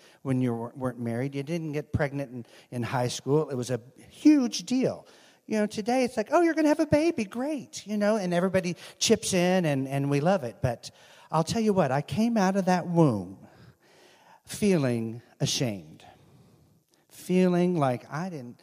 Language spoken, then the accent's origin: English; Texas, United States; born or raised there; now in Chicago, United States